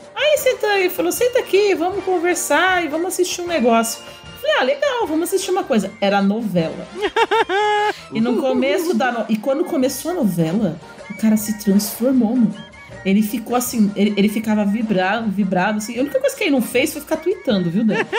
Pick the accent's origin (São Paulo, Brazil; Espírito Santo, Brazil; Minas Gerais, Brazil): São Paulo, Brazil; moved away; sou de São Paulo. E na época eu morava lá ainda.